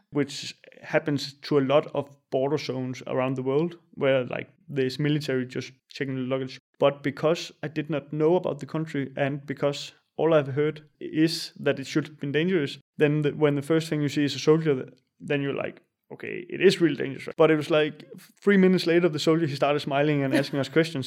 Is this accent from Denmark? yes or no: yes; small town north of Funen, Southern Denmark, Denmark; English is a second language; moved away; also born or lived in Jutland / Berlin, Germany / Copenhagen, Denmark; I'm from Denmark. I come from a small town north of Fyn, where we had, like, three thousand citizens in the city.